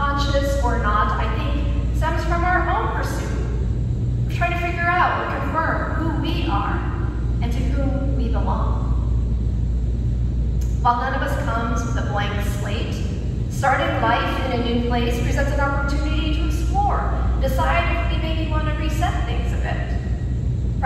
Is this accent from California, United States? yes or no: yes; California, United States; I was born and raised in California